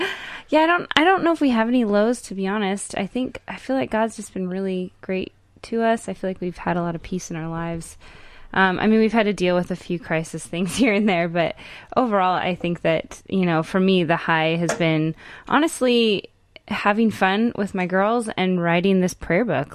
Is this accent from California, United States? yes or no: no; Tacoma, Washington, United States; I was born in Tacoma, Washington